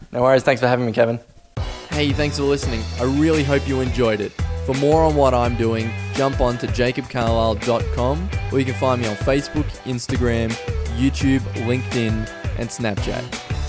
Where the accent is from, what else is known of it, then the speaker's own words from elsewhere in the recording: Toowoomba, Queensland, Australia; growing up in the Toowoomba business community